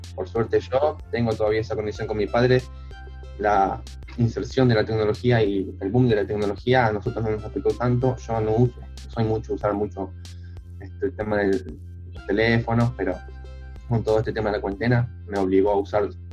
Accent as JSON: {"language": "Spanish", "town": "Avellaneda", "region": "Buenos Aires Province", "country": "Argentina", "tie": "born or raised there", "said": "nací en Avellaneda, pero toda mi vida, lo que viví acá, nunca me mudé."}